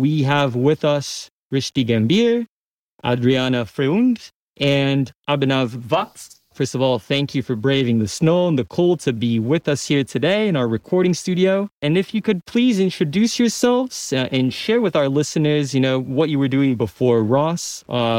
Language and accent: English; São Paulo, Brazil; moved away as an adult; now in Ann Arbor, United States; I am also a foreigner. I'm from Sao Paulo, Brazil.